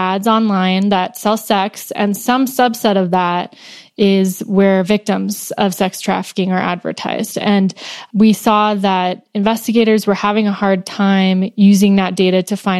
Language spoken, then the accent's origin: English; Northern California, United States; I grew up in Northern California